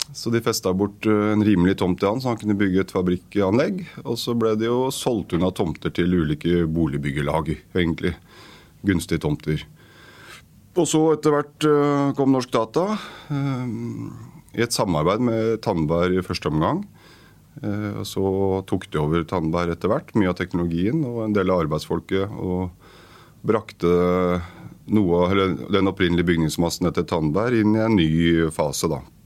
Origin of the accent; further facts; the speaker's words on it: Oslo, Norway; jeg blitt boende i mitt uh, barndomsområde